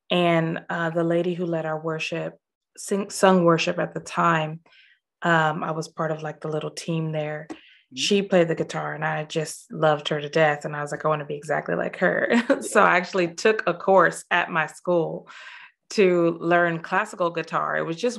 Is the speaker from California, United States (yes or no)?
yes; Los Angeles, California, United States; moved away as an adult; now in Scotland; I grew up in Los Angeles. Okay. Born and bred.